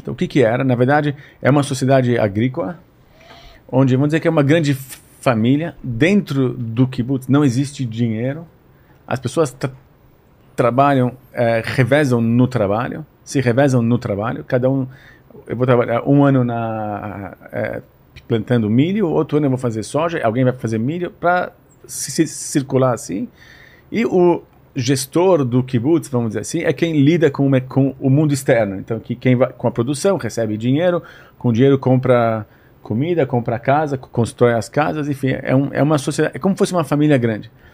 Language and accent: Portuguese; São Paulo, Brazil; moved away as an adult; now in Israel; a gente cresceu aqui em São Paulo